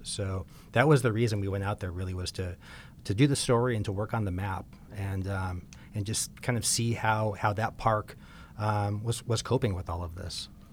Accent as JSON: {"language": "English", "region": "Southern California", "country": "United States", "tie": "born or raised there", "said": "I grew up in Southern California"}